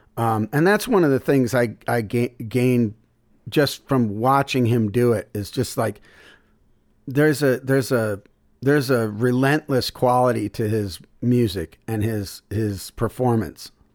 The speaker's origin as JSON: {"language": "English", "town": "Syracuse", "region": "New York", "country": "United States", "tie": "born or raised there", "also_born_or_lived": "Memphis", "moved": "as an adult", "said": "my hometown, Syracuse"}